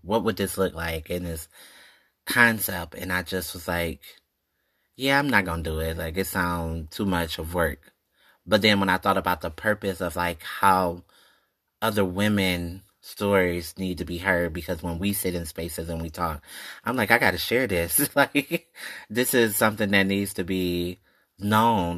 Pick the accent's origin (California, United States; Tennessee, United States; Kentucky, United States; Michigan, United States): Michigan, United States; Detroit; I'm from Detroit, born and raised